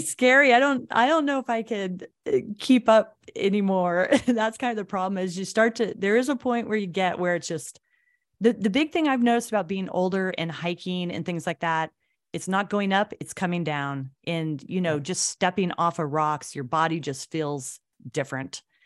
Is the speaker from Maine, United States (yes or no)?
no; Anchorage, Alaska, United States; I feel really fortunate to have grown up here and seen all the changes, like you say, coming back to Anchorage.